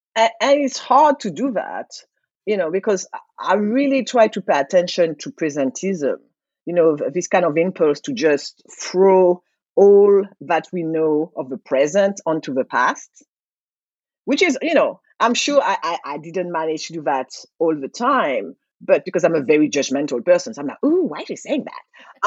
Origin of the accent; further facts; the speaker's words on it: Martinique; now in United States; i was like martinique